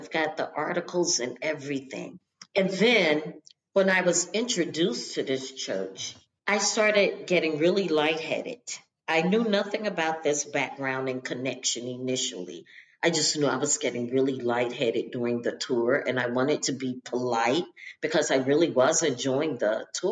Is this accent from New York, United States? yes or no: no; Charlotte, North Carolina, United States; also born or lived in Baltimore; I grew up in Charlotte